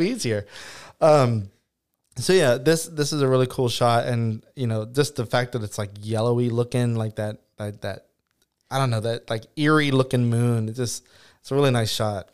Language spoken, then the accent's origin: English; Turkey Creek, Louisiana, United States; whenever I was growing up in the Turkey Creek area